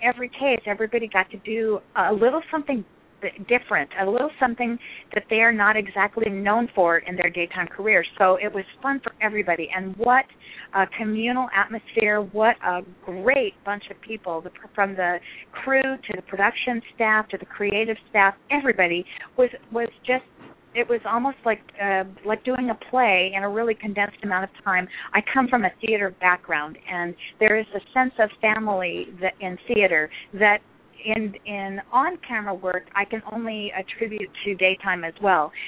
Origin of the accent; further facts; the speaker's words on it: Scottsdale, Arizona, United States; moved away as an adult; also born or lived in Rapid City, South Dakota; I grew up in Arizona